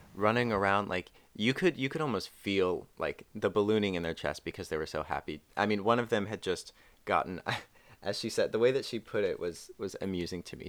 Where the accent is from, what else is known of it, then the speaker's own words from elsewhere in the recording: North Carolina, United States; I am from North Carolina along with Carolyn.